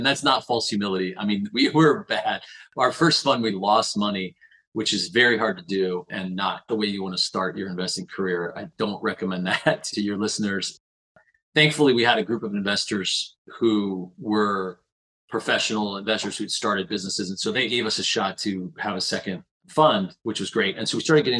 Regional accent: Perrysburg, Ohio, United States; moved away as an adult; I grew up in Perrysburg, Ohio, which is kind of a blue-collar town

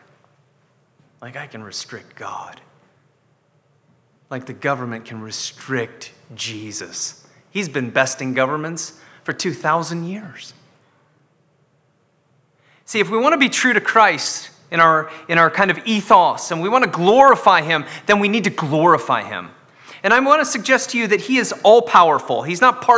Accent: Scotland, United Kingdom; I'm Scottish

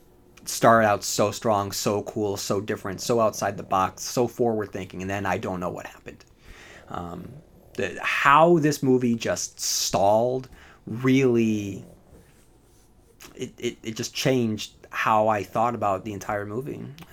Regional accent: Chicago, Illinois, United States; I grew up in the Humboldt Park area of Chicago during the mid-80s, early 90s.

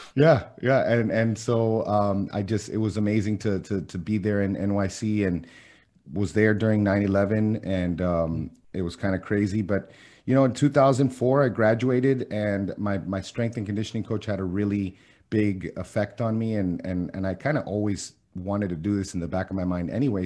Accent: Miami, Florida, United States; first language Spanish; English is a second language; I was born and raised in Miami

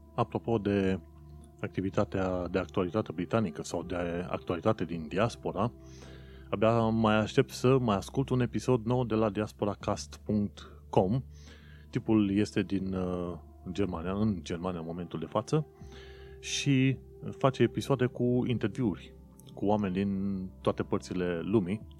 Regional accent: Romania; now in London, United Kingdom; eu sunt un român în Londra

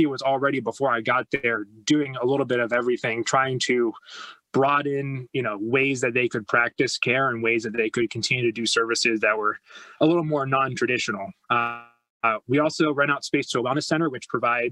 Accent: Chambersburg, Pennsylvania, United States; moved away as an adult; also born or lived in Missouri; we moved back to Chambersburg, which was my hometown, in 2016

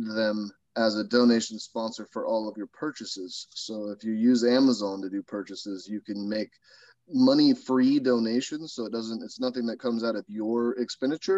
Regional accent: California, United States; I grew up down in California

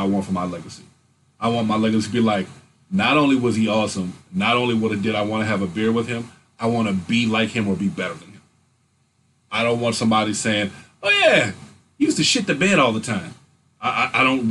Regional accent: United States; As an American

